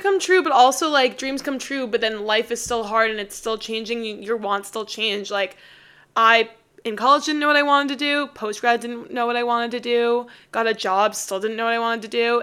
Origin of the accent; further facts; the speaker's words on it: New York, United States; moved away as an adult; now in Austin, United States; I'm from New York and I'm moving back